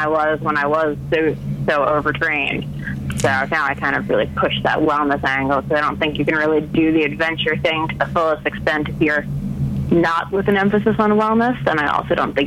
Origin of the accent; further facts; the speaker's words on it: United States; I'm American